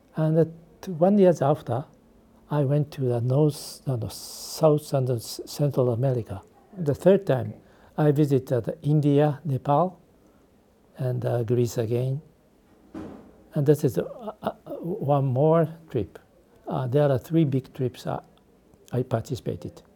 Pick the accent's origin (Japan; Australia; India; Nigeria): Japan; English is a second language; also born or lived in Beijing, China; I was born in Beijing, the, the Japan's colonialism. I was uh, three years old. I came back from China to Japan